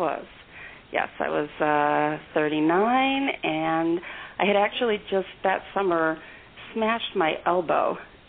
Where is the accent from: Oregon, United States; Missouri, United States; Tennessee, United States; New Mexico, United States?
Missouri, United States; St. Louis; I am so excited, and I'm also so excited because I have to tell you, I'm from St. Louis, Missouri.